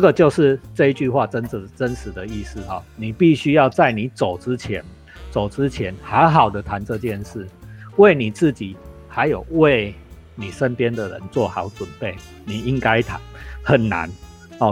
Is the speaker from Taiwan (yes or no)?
yes; Taiwan; 因为我们全台湾只有阿里山有吉野樱